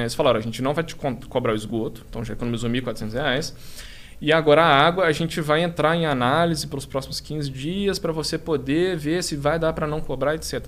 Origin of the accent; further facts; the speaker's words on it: Belo Horizonte, Minas Gerais, Brazil; moved away as an adult; now in São Paulo, Brazil; nós dois somos de Belo Horizonte